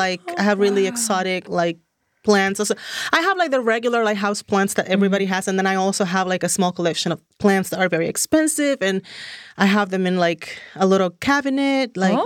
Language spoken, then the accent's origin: English; Dominican Republic; English is a second language; moved away as an adult; now in Los Angeles, United States; I'm originally born and raised in Dominican Republic.